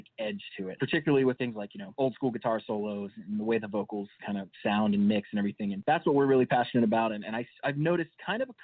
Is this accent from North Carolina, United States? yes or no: yes; Charlotte, North Carolina, United States; moved away; We're from Charlotte, North Carolina originally